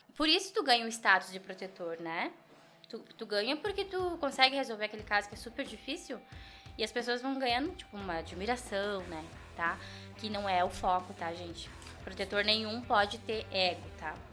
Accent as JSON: {"language": "Portuguese", "country": "Brazil", "tie": "born or raised there", "said": "fui criada ali em Panceretã, tá? E meu avô tinha animais"}